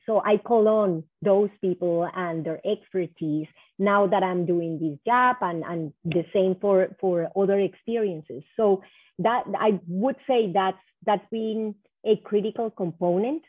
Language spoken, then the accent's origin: English; Cali, Valle del Cauca, Colombia; moved away as an adult; also born or lived in New York, United States; now in Minnesota, United States; I'm from Cali, Colombia